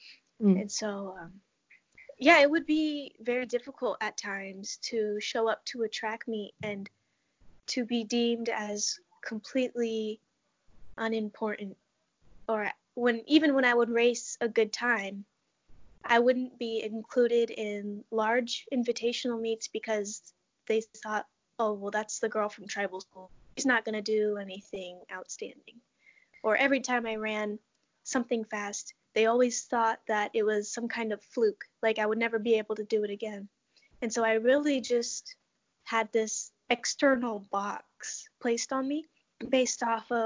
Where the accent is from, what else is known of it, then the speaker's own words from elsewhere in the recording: Muckleshoot Reservation, Washington, United States; moved away as an adult; now in Iowa, United States; I grew up on the Muckleshoot Reservation in Washington State